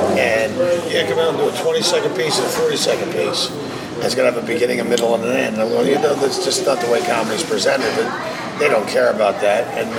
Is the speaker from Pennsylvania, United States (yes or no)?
yes; Philadelphia, Pennsylvania, United States; moved away as an adult; Northeast Philly.